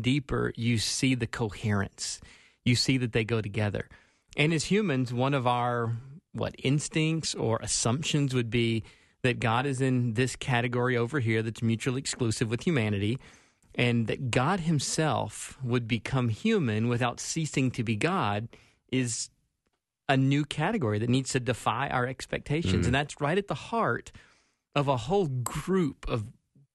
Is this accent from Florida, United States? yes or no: no; Spartanburg, South Carolina, United States; now in Twin Cities, United States; growing up in Spartanburg, South Carolina